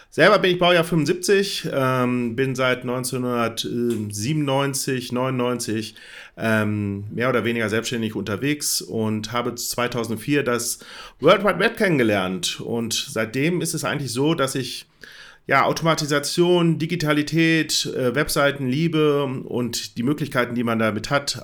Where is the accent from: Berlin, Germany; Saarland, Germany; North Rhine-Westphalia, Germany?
North Rhine-Westphalia, Germany; Bielefeld; ich komme aus Bielefeld, ähm, das Büro ist in Herford